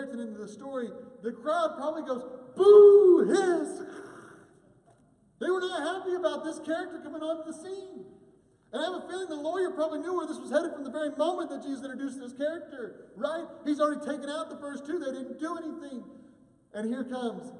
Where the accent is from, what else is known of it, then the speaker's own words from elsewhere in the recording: United States; as an American Christian